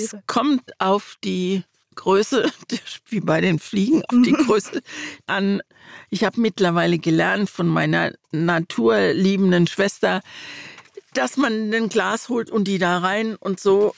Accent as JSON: {"language": "German", "town": "Mannheim", "region": "Baden-Württemberg", "country": "Germany", "tie": "born or raised there", "said": "Ich bin in Mannheim aufgewachsen"}